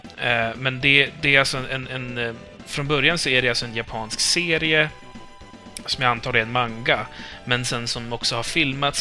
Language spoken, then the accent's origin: Swedish; Uppsala, Uppsala County, Sweden; jag kommer från Uppsala